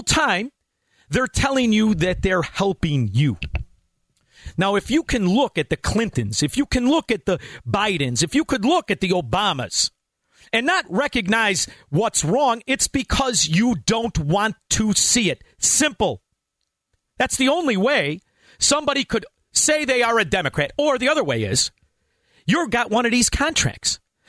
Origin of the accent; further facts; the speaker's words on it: United States; I'm a capitalist. I'm an American. And I have two origins where my family is from. One Norwegian, one Italian. But it was the Italians that I was raised. It was the neighborhood I was raised in.